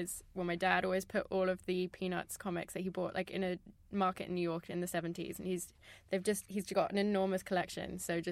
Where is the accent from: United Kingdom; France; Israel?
France; I'm from France, partly, which is a country where graphic novels are just more of a thing, generally.